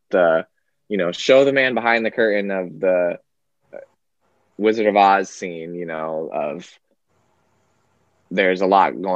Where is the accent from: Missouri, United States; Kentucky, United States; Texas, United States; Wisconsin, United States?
Wisconsin, United States; moved away as an adult; also born or lived in Nevada / New York; now in California, United States; I grew up in Wisconsin, but I was born in California and lived in Nevada for a little bit of my life